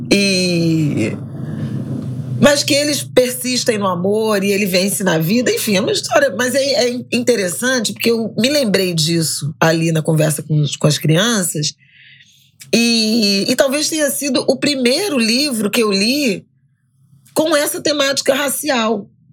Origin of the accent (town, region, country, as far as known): Rio de Janeiro, Brazil; born or raised there; also born or lived in Méier, Rio de Janeiro